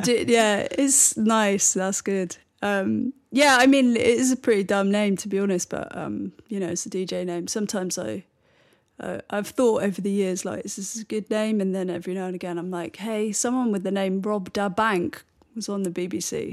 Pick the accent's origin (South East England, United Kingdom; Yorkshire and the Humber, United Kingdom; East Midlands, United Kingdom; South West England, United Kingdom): South West England, United Kingdom; Bristol; moved away; also born or lived in London / New York; growing up in Bristol